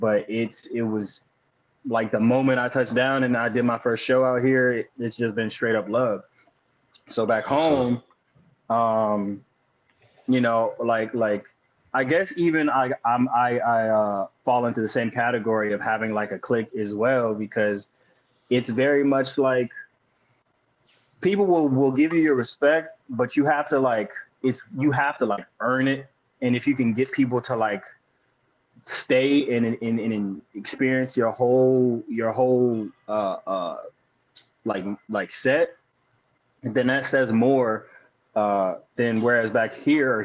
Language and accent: English; Daytona Beach, Florida, United States; moved away as an adult; now in New York, United States; That's where I'm from. I'm from Daytona Beach, and it's not like, it's like a mixture of a city and also the sticks.